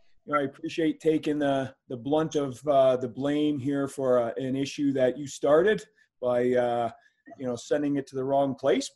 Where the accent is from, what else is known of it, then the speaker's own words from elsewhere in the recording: Brantford, Ontario, Canada; I grew up in Brantford, Ontario, and for those who don't know, it's the home of Wayne Gretzky, and so just as a Canadian town